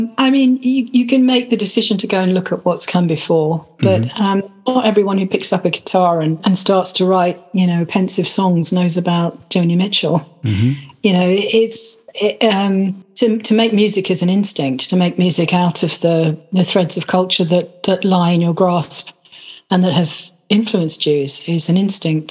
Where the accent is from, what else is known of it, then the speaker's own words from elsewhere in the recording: United Kingdom; geographically I was from Britain